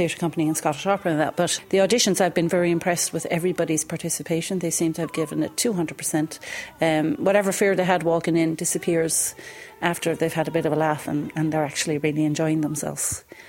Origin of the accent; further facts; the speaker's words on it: Tullow, County Carlow, Ireland; moved away as an adult; also born or lived in England / Manchester; I'm an opera singer, and I come from Tullow, County Carlow.